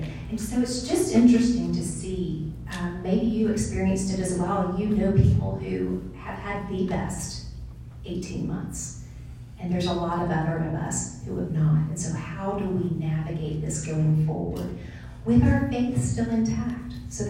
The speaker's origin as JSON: {"language": "English", "town": "Houston", "region": "Texas", "country": "United States", "tie": "born or raised there", "also_born_or_lived": "Atlanta / South Carolina / Ohio", "moved": "as an adult", "said": "I was born and raised in Houston. Never thought I would live in Atlanta."}